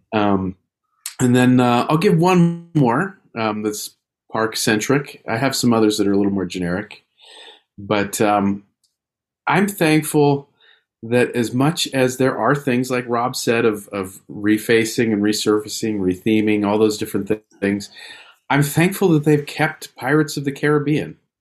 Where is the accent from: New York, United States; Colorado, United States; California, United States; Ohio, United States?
California, United States; near Disneyland; I share Shelley's thing of growing up near Disneyland